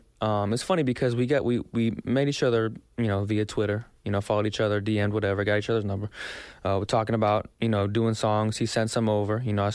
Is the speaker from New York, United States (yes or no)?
no; Texas, United States; I'm from Texas.